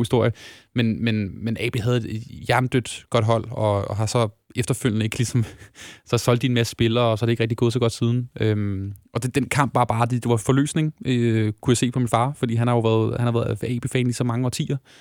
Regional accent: Lyngby, Capital Region of Denmark, Denmark; jeg er født og opvokset i Lyngby

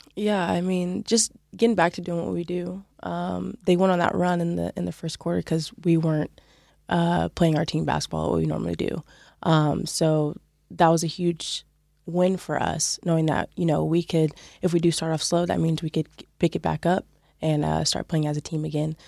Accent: California, United States; moved away as an adult; also born or lived in Utah; now in Waterford, Ireland; I grew up in California

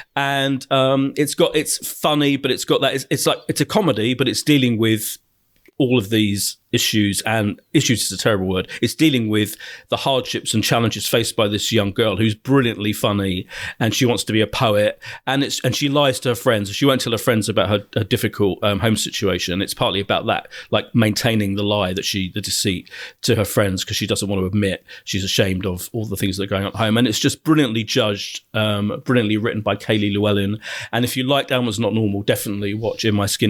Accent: Ilford, London, United Kingdom; born or raised there; also born or lived in Clapton, London

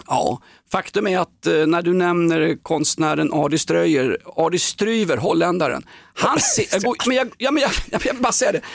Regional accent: Stockholm, Stockholm County, Sweden; Vi var AIK och vi var från Stockholm

